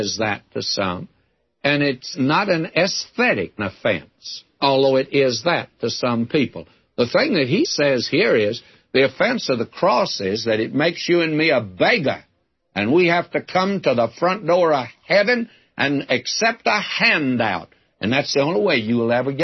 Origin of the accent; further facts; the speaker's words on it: the South, United States; I was brought up in the South